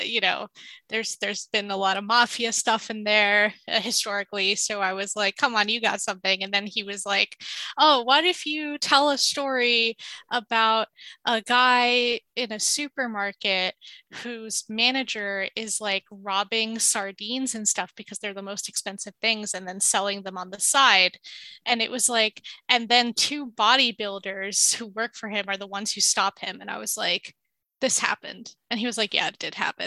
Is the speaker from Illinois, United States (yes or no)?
no; New York, United States; also born or lived in Palestine; I was born and raised in New York